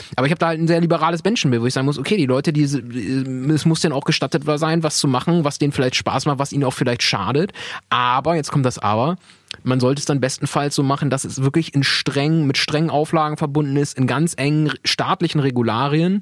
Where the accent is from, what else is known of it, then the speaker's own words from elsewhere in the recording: Weyhe, Lower Saxony, Germany; wir kommen ja aus Weil, wo Weil denn ist, dann sage ich, naja, ich bin eher gefühlter Bremer